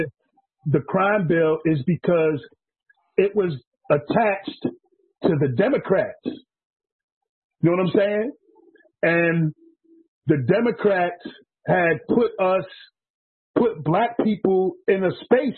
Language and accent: English; New York City, New York, United States; moved away; also born or lived in New Hampshire; New York City, which is where I grew up. I grew up in Coney Island